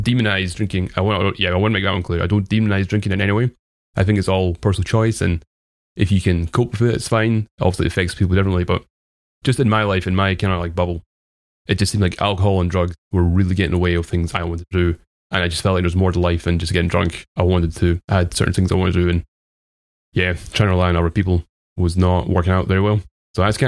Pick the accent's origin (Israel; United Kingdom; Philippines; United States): United Kingdom; Dunfermline, Scotland; accent: Scottish; I grew up in a place called Dunfermline. I live in a different place now